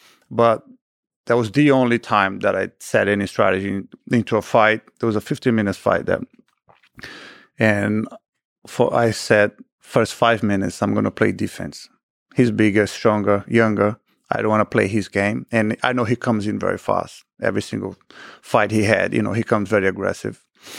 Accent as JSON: {"language": "English", "region": "Rio de Janeiro", "country": "Brazil", "tie": "born or raised there", "said": "That was in Rio. So my hometown."}